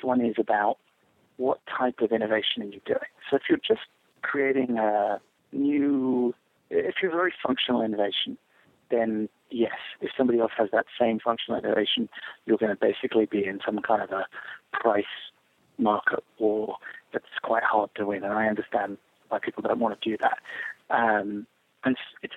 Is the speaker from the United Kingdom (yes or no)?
yes; England, United Kingdom; now in United States; I grew up in England and then came to America